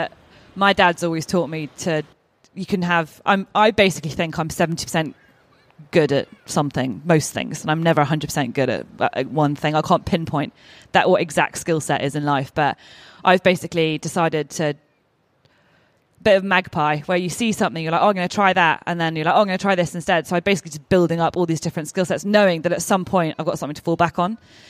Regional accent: Oman; also born or lived in Bahrain / Kenya; And I was brought up in Oman for 10 years and we were on the beach and in the water the entire time. Less so much in Bahrain, and I lived in Kenya as well.

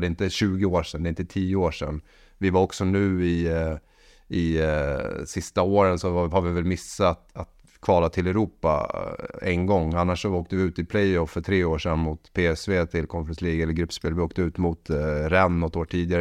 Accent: Sweden; moved away; also born or lived in Norway; Jag är svensk

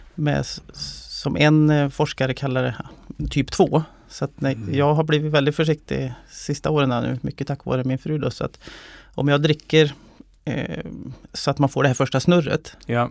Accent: Molkom, Värmland, Sweden; also born or lived in Stockholm; uppväxt i, i Värmland, eh, i skogen, eh, utanför Molkom

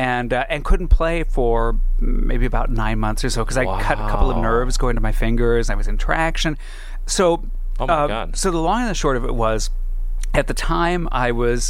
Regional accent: Alhambra, California, United States; born or raised there

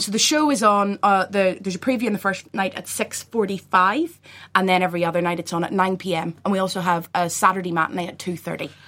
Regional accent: Belfast, Northern Ireland, United Kingdom; we're from Belfast

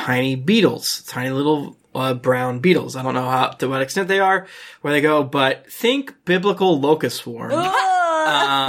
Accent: Florida, United States; I'm from Florida

